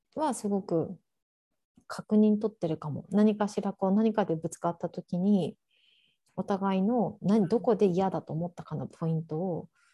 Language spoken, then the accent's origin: Japanese; Japan; moved away as an adult; now in Oregon, United States; 日本で生まれ育ってる